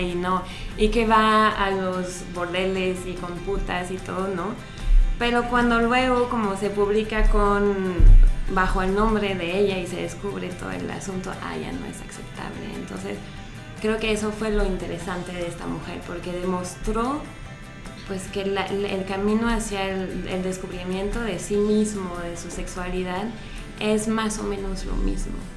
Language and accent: Spanish; France; now in Mexico; yo soy francesa